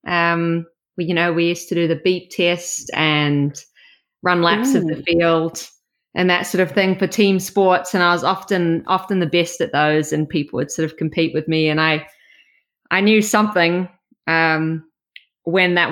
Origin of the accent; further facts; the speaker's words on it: Auckland, New Zealand; moved away as an adult; now in Australia; I grew up in Auckland